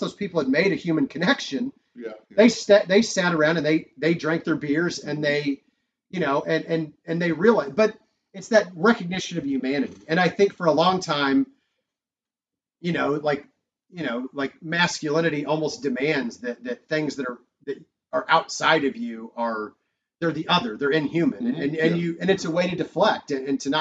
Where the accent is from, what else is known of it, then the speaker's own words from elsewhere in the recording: Raytown, Missouri, United States; I grew up in Raytown